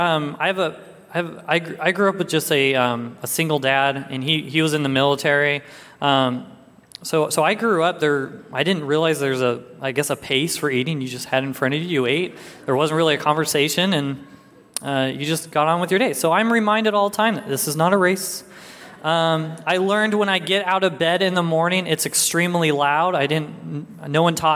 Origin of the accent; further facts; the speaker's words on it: Arizona, United States; moved away; I'm originally from Arizona